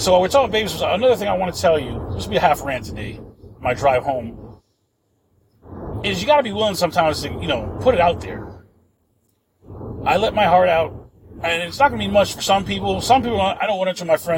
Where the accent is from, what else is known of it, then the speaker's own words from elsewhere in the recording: New York, United States; now in Florida, United States; I'm from New York and I live in Florida